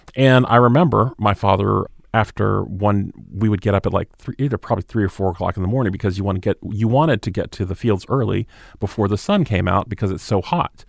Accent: Moultrie, Georgia, United States; moved away; also born or lived in Hawaii / Naples, Italy; I grew up in South Georgia in a small town called Moultrie, Georgia

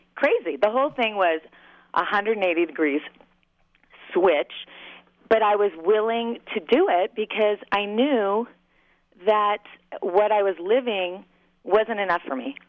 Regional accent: Southern California, United States; moved away as an adult; also born or lived in Long Beach / Los Angeles; now in Minneapolis, United States; I'm from Southern California

